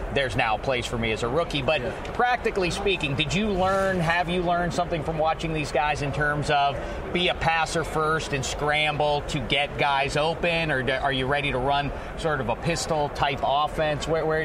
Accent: Pittsburgh, Pennsylvania, United States; I'm from Pittsburgh, so I'm close enough to know those West Virginia people.

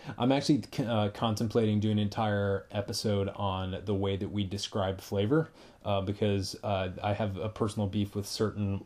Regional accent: Massachusetts, United States; moved away; I am originally from Massachusetts.

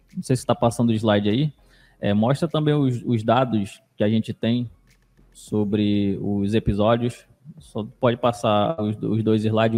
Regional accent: Manaus, Amazonas, Brazil; lá na Alvorada, que eu nasci na Alvorada

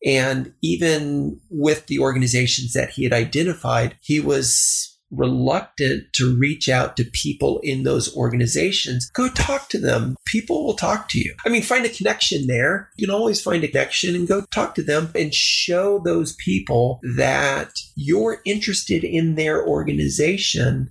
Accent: El Paso, Texas, United States; born or raised there; moved away

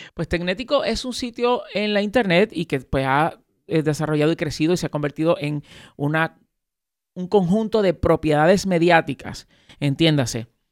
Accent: Puerto Rico; yo nací aquí en Puerto Rico, pero mis padres son dominicanos.

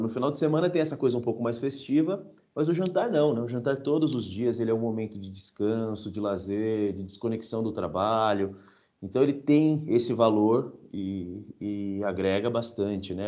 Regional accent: São Paulo, Brazil; eu venho de Parelheiros, né? Parelheiros é o, é o último bairro de São Paulo na Zona Sul. Então é quase uma zona rural dentro da cidade de São Paulo. Eu cresci lá, morei lá até os meus 18.

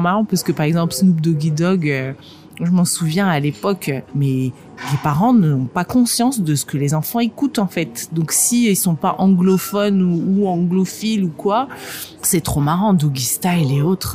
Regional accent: northern France, France; also born or lived in Moscow, Russia / England; now in Île-de-France, France; je suis née à Moscou, par exemple. Euh, j'ai grandi dans le nord de la France.

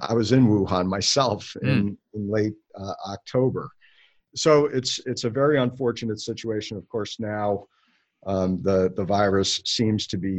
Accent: New York, United States; I grew up in New York, about an hour outside of New York City. If you've ever watched the TV show Mad Men, that was my life growing up. My dad worked at NBC, you know, kind of a very typical suburban middle class upbringing

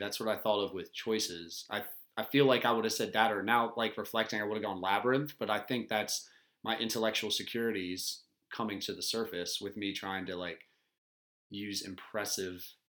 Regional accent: Delaware, United States; accent: Delaware; my Delaware accent

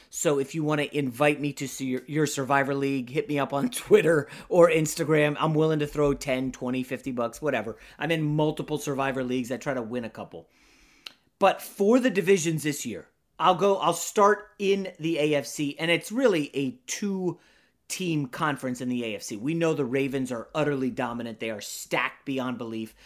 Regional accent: Northern Virginia, United States; now in Los Angeles, United States; growing up in Northern Virginia

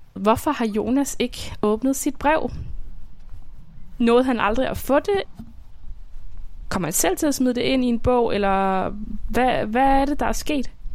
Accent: Svendborg, Southern Denmark, Denmark; born or raised there

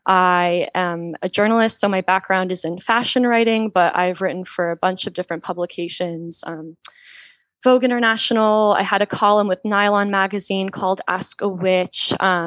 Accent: the Bible Belt, United States; now in Los Angeles, United States; I am an author, a fashion alchemist, and a witch living in Los Angeles. I grew up in the Bible Belt and moved back to LA about 5 years ago and love it here.

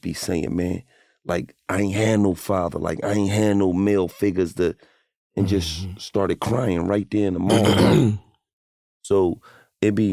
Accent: Philadelphia, Pennsylvania, United States; I'm from Erie Ave, North Philly.

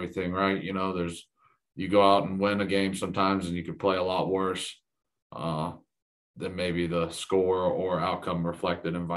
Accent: Georgia, United States; moved away; growing up in the South and in Georgia

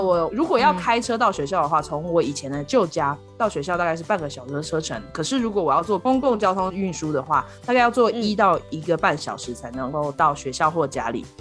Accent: Kaohsiung, Taiwan; moved away as an adult; now in Colorado, United States; 我的故乡高雄

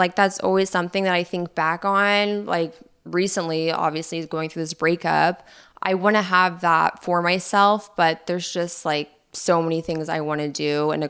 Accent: Utah, United States; I'm 30. Us growing up in Utah

